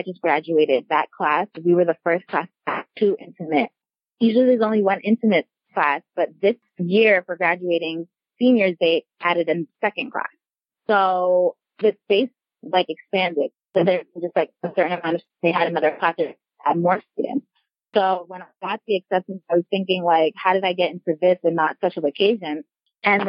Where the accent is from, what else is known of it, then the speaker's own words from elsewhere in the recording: Westchester, New York, United States; I'm originally from New York, Westchester, New York to be exact.